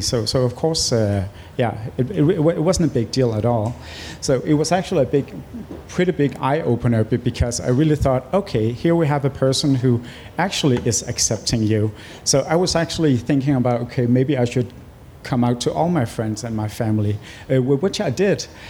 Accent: Greenland; also born or lived in Nuuk; my family moved from my uh, birth town to the Greenland uh, capital in Nuuk

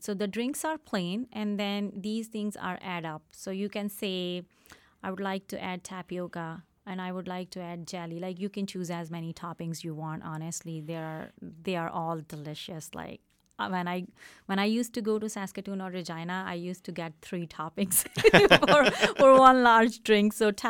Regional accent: Pakistan; English is a second language; moved away as an adult; Yeah, the story, we came from Pakistan, me and my husband. He's been here for a long time. I came 10 years ago, and I always wanted to do something back home, to have my own business.

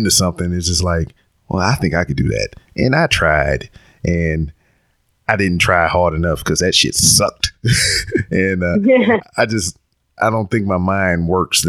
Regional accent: Louisiana, United States; I'm from Louisiana, and you know, I'm about 3 hours away from there

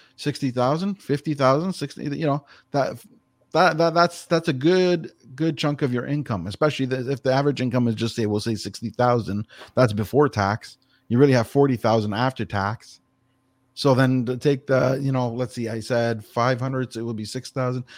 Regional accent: Toronto, Ontario, Canada; now in Grimsby, Canada; was born and raised in Etobicoke.

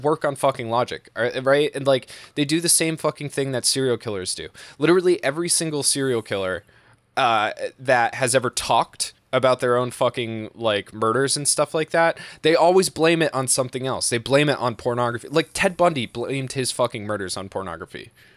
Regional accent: Massachusetts, United States; I'm from New England. I've lived here my entire life

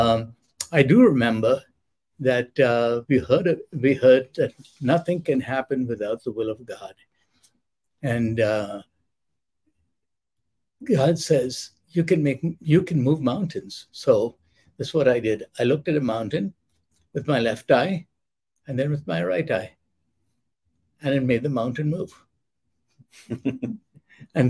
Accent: India; moved away; I grew up in India

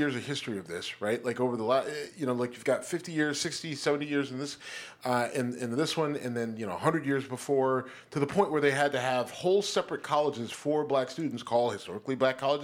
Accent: Youngstown, Ohio, United States; my hometown, Youngstown

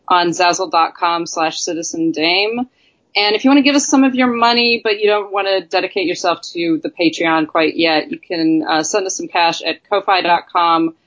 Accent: upstate New York, United States; moved away as an adult; now in New York City, United States; the cinema in my hometown

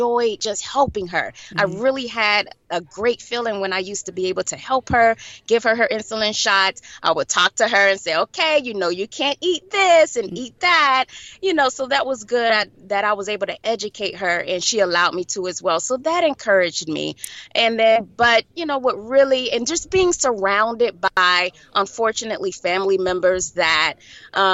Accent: Fort Lauderdale, Florida, United States; I was born and raised in Fort Lauderdale, Florida.

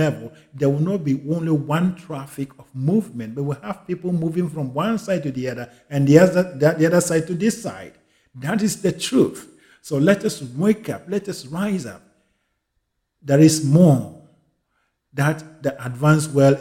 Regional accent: Ghana; I am a Ghanaian

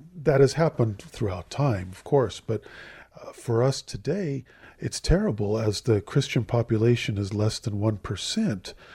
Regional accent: Southern California, United States; moved away as an adult; now in Jerusalem; I'm from Southern California

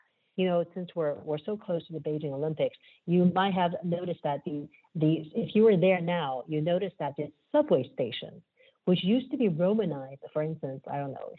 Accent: Taiwan; first language Chinese; English is a second language; moved away; as a native speaker, I remember growing up in Taiwan

